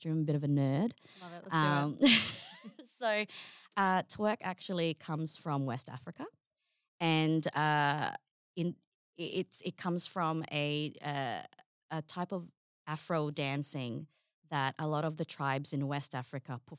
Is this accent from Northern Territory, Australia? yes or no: yes; Darwin, Northern Territory, Australia; also born or lived in Sydney; So, because um, I, you know, I'm from Darwin. That's that's kind of where we we landed here in Australia.